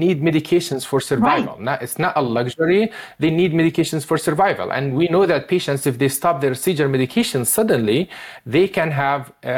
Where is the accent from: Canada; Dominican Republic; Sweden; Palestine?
Palestine; moved away as an adult; now in United States; I was born and raised in Palestine and I came to the United States to get specialty and training